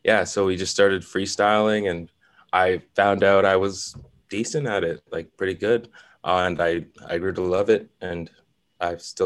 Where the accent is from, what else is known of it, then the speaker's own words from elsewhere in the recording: Toronto, Ontario, Canada; growing up in Toronto, I didn't grow up anywhere too crazy, you know. I'm from around the Leslieville area, a little bit east end